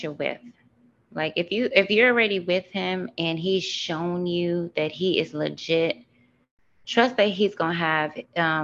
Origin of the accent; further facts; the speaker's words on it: Miami, Florida, United States; now in Atlanta, United States; I'm Haitian. You know, I'm from Miami